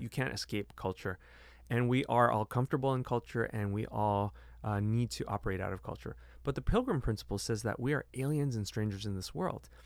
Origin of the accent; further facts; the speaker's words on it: United States; I'm bicultural because I'm Chinese American